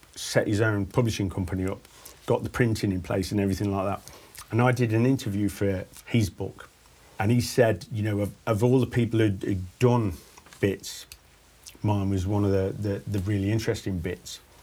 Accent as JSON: {"language": "English", "town": "Stafford", "region": "West Midlands", "country": "United Kingdom", "said": "from Stafford"}